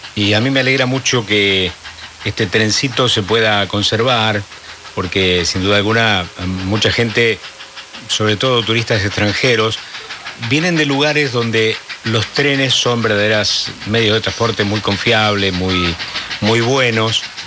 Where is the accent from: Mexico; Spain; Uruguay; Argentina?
Argentina; San Pedro; lo recuerdo de pibe en San Pedro